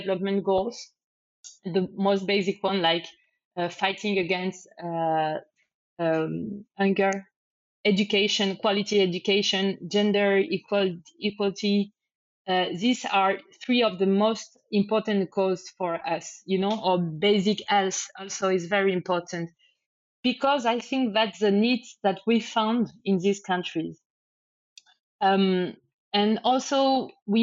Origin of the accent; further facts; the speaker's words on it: France; English is a second language; moved away as an adult; also born or lived in Spain; I'm from France, but I lived in Spain for many years